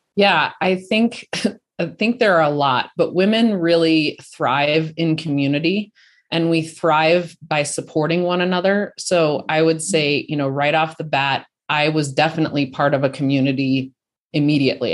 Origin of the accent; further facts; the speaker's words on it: Colorado, United States; I'm from Colorado